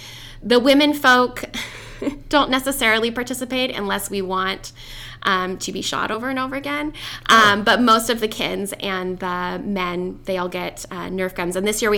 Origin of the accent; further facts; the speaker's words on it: California, United States; moved away as an adult; now in Washington, United States; We're originally from California, but we made a conscious decision to move up here